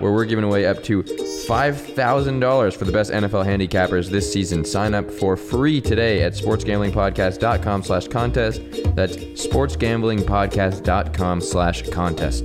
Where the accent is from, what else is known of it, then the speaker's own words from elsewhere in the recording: Orange County, California, United States; I'm born and raised in Orange County, California